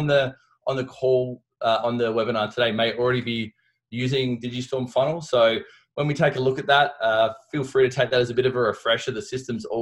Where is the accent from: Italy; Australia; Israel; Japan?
Australia; accent: Aussie; moved away as an adult; now in Colorado, United States; I've managed to keep my Aussie accent